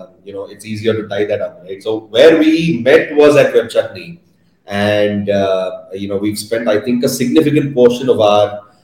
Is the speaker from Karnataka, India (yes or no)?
yes; Bangalore, Karnataka, India; So I've been born and brought up in Bangalore, done my schooling here, was a hostel kid, the best years of my life for sure. Did my college in Bangalore